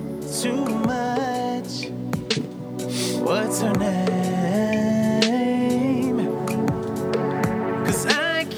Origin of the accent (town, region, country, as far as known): San Antonio, Texas, United States; born or raised there; now in Los Angeles, United States